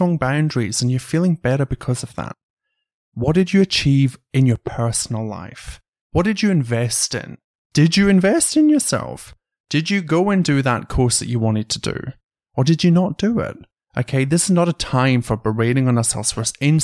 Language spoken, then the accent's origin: English; United Kingdom; moved away as an adult; also born or lived in Canberra, Australia; now in Sydney, Australia; when I went home to the UK, the first day that I went out in my hometown